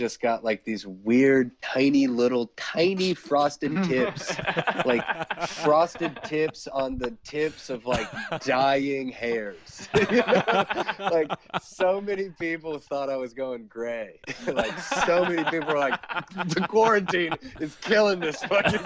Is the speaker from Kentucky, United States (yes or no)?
yes; Lexington, Kentucky, United States; moved away as an adult; now in Cincinnati, United States; I'm from the bluegrass, dog, middle of the state of Kentucky. I grew up in Lexington, Kentucky.